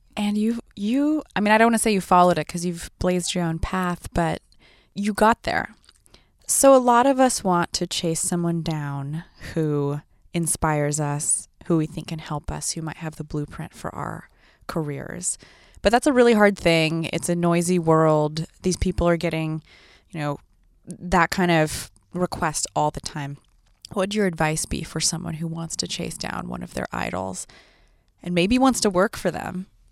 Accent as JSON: {"language": "English", "town": "Sacramento", "region": "California", "country": "United States", "said": "I'm from Sacramento"}